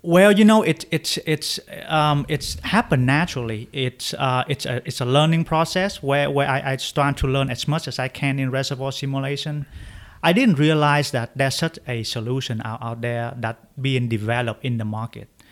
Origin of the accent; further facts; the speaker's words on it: Vietnam; moved away as an adult; now in United States; I grew up in Vietnam